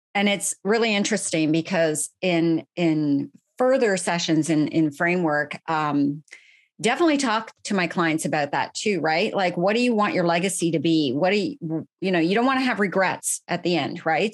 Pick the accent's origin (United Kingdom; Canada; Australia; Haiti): Canada; Ottawa, Ontario; moved away; I am Canadian. I am originally from the Ottawa area. I was actually born and bred in the city of Ottawa